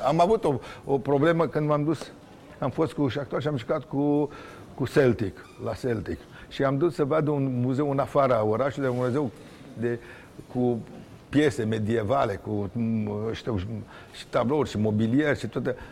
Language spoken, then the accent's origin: Romanian; Romania; sunt un român